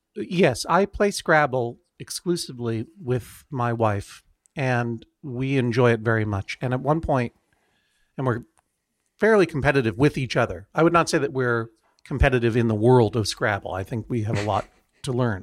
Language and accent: English; Brookline, Massachusetts, United States; also born or lived in Franklin County, Massachusetts; I'm from Brookline, Massachusetts.